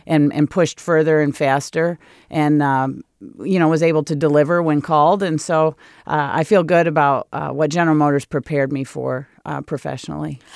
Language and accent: English; Michigan, United States; moved away as an adult; now in California, United States; I'm in a great place in my hometown, lived next door to my sister and next door to my dad